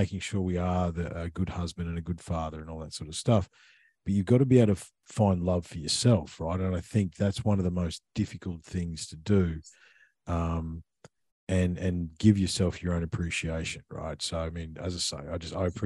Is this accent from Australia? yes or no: yes; Australia